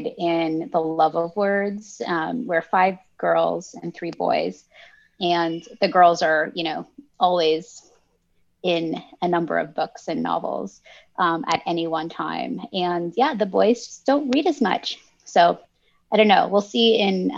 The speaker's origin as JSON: {"language": "English", "country": "Canada", "tie": "born or raised there", "also_born_or_lived": "Lebanon", "second_language": "English", "said": "my family immigrated from Lebanon to Canada when I was in kindergarten."}